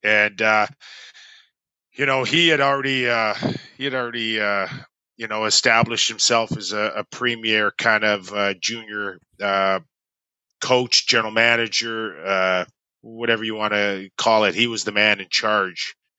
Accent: Toronto, Ontario, Canada; I'm from Toronto, where you play minor hockey

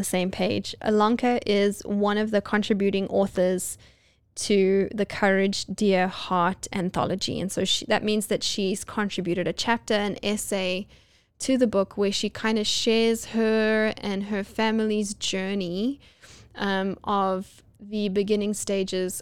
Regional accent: Johannesburg, Gauteng, South Africa; now in United States; my hometown of Johannesburg, South Africa

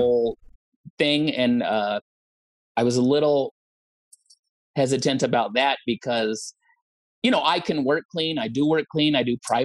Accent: Olympia, Washington, United States; I'm from Olympia, Washington

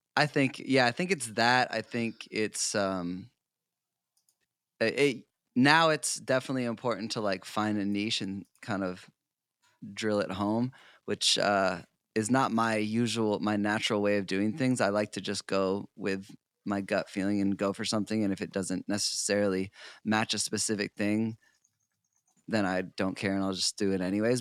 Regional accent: South Portland, Maine, United States; moved away; I grew up in South Portland, Maine. So I'm originally an East Coast boy, um, New England.

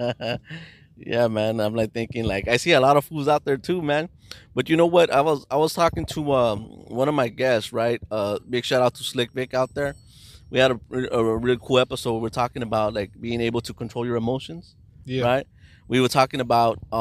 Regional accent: Los Angeles, California, United States; I grew up in East

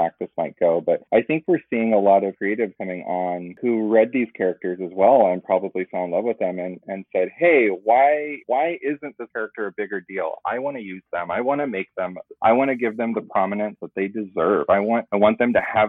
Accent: United States; I grew up in America, so I'm pretty American

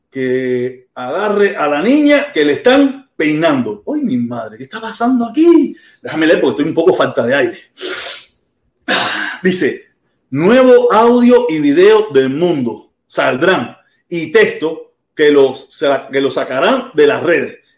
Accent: Havana, Cuba; Yo soy de La Habana, caballero. Esto no, no, que sea del campo es problema de ellos, yo no tengo culpa de eso.

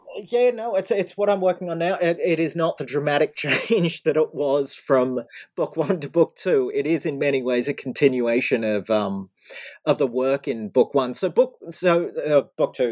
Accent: Australia; now in United States; I grew up in Australia

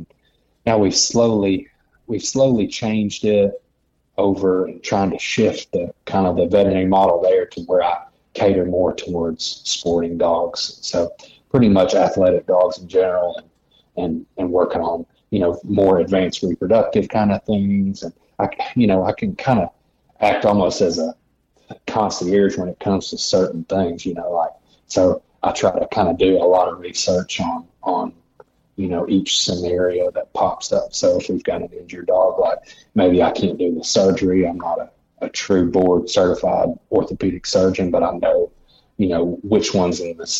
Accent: Searcy, Arkansas, United States; I grew up in Searcy, Arkansas, which is about an hour north of Little Rock, Arkansas.

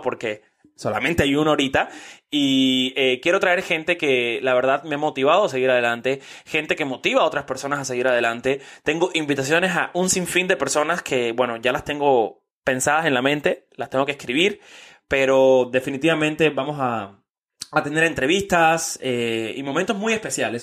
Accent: Miami, Florida, United States; also born or lived in Mexico City, Mexico; yo soy de acá. Llevo 19 años ya viviendo en Miami

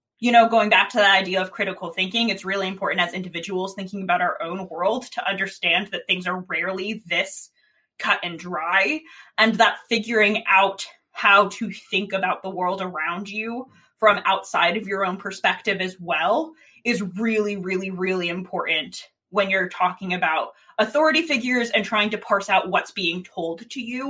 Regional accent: Sandy Hook, Connecticut, United States; I'm from Sandy Hook

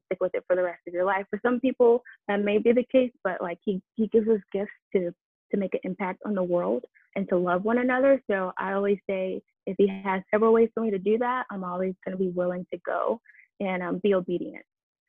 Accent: Detroit, Michigan, United States; born there; also born or lived in Miami / New Jersey / Boston / Atlanta; now in Nashville, United States; But before that, I actually lived in Miami, New Jersey, Boston, Atlanta, and I was born in Detroit, Michigan.

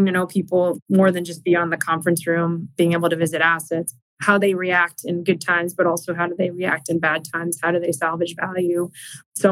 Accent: Arlington, United States; We grew up in Arlington

